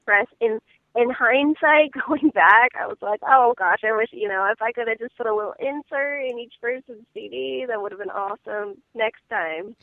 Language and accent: English; Iowa, United States; moved away; I'm from Iowa originally